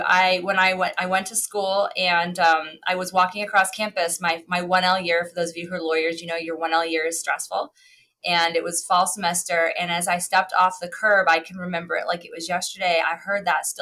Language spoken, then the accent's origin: English; Cleveland, Ohio, United States; moved away; also born or lived in Pennsylvania; I grew up in Cleveland, Ohio